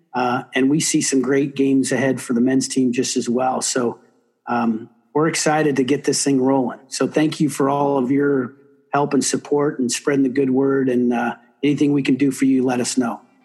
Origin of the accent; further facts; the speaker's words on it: South Bend, Indiana, United States; moved away; I didn't grow up a hockey guy uh, in Indiana, but I grew up in South Bend